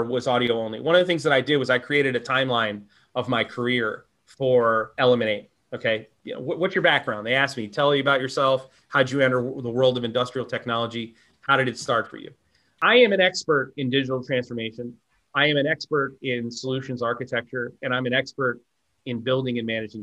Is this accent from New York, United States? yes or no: yes; upstate New York, United States; also born or lived in Texas; I'm from Texas, but I grew up in upstate New York.